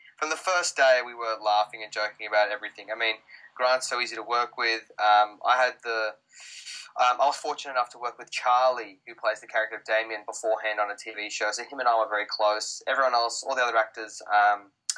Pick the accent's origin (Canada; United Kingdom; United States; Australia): Australia; accent: Australian; moved away